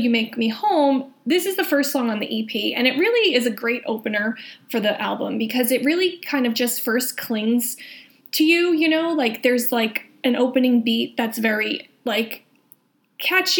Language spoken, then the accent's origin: English; Union County, New Jersey, United States; where I grew up in Union County